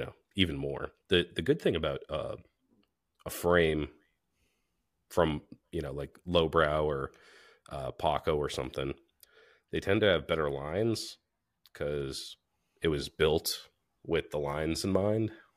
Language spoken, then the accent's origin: English; New Hampshire, United States; we're from New Hampshire